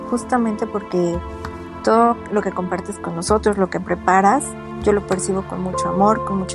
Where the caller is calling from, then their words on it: Mexico; Hola Jamie … de México, te escucho desde hace varios meses.